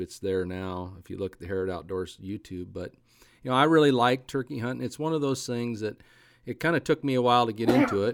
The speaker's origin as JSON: {"language": "English", "region": "Eastern Oregon", "country": "United States", "tie": "born or raised there", "said": "I grew up in Eastern Oregon where the wind blew a lot"}